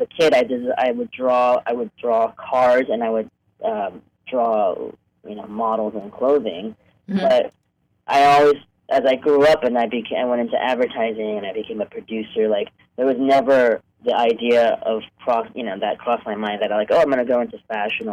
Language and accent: English; New York, United States; moved away as an adult; also born or lived in Hong Kong; now in Los Angeles, United States; I grew up in New York. I was born in Hong Kong, but I grew up in New York and moved to L.A. for college in 1993.